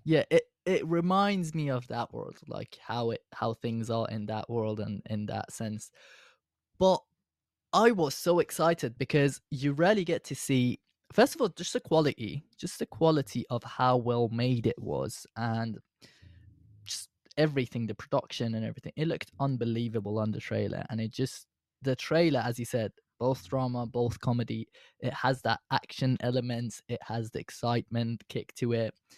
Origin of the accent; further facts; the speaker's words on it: Iran; now in United Kingdom; I was born in Iran, but I've now got Iranian citizenship, well, I've always did, and now I've got a British citizenship